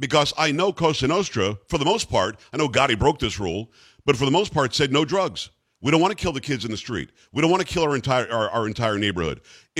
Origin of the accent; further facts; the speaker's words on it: New York, United States; moved away; I'm from New York originally.